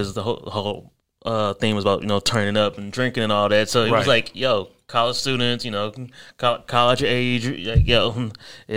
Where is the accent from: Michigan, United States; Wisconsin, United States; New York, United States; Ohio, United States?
Ohio, United States; Akron; moved away; I'm actually originally from Ohio, from Akron, Ohio